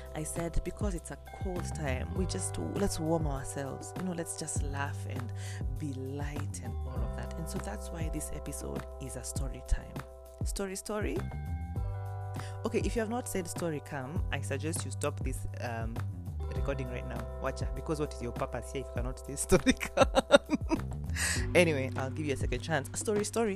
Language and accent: English; Kenya; also born or lived in Eldoret, Kenya; I'm coming from Moy Girls, Eldoret